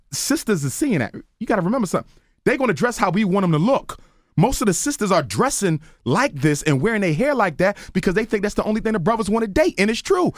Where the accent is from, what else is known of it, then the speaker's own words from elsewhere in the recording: Philadelphia, Pennsylvania, United States; I'm from North Philly